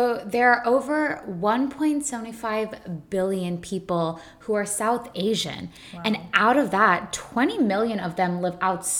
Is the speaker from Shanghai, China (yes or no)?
yes; Shanghai, China; now in Los Angeles, United States; I'm originally from Shanghai, China, but both my parents are Indian and they were born and raised in Mumbai.